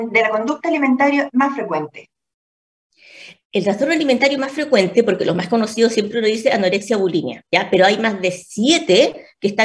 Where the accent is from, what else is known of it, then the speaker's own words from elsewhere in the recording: Punta Arenas, Magallanes, Chile; moved away as an adult; now in Santiago, Chile; soy médico nutrióloga, diabetóloga también, soy, de, soy magallánica, soy de Punta